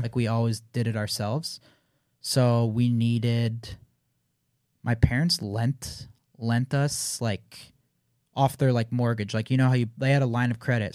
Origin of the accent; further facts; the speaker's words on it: Canada; I'm Canadian